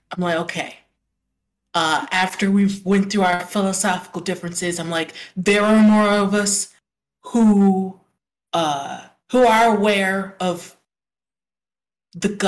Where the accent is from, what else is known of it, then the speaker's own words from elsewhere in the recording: Las Vegas, Nevada, United States; I'm I born or I grew up in Vegas.